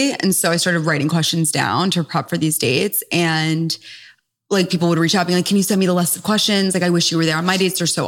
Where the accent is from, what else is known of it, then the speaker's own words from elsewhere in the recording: New York City, New York, United States; also born or lived in Durham, North Carolina; Born and raised in New York City